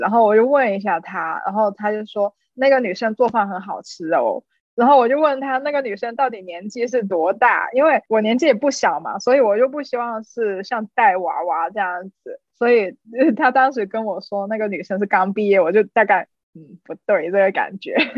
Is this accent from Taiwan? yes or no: no; China; moved away as an adult; 作为一个中国人